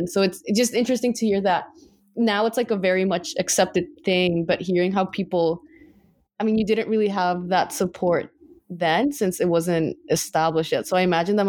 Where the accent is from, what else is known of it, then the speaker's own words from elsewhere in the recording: New York, United States; I was born and raised in New York, and I mean, there's a lot of first generation immigrants in the US, and that's what I'm more familiar with. A lot of us, you know, like we can speak Spanish. It's not perfect